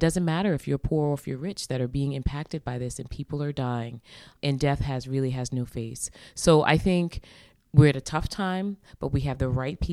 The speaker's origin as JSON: {"language": "English", "area": "Long Island", "region": "New York", "country": "United States", "tie": "born or raised there", "moved": "yes", "lives_now": "Boston, United States", "said": "She and my father really created an amazing home for us as a family growing up in Long Island, New York"}